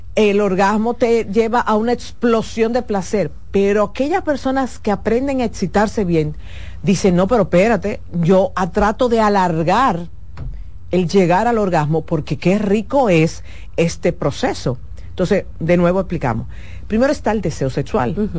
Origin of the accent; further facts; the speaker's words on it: Dominican Republic; como los dominicanos entendemos